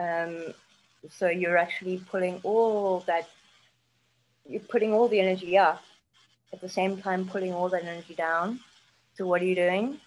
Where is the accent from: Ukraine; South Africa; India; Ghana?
South Africa; moved away as an adult; also born or lived in United Kingdom; I'm South African